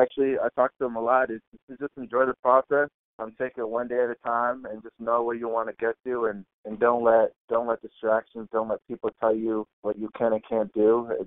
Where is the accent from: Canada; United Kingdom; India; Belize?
United Kingdom; London; born there; now in Massachusetts, United States; Like you said, I was born in London. I live in Massachusetts right now.